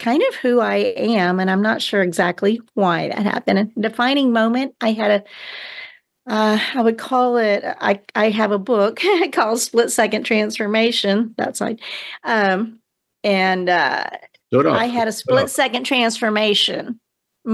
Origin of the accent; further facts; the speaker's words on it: Houston, Texas, United States; I was born in Houston, Texas in 1953.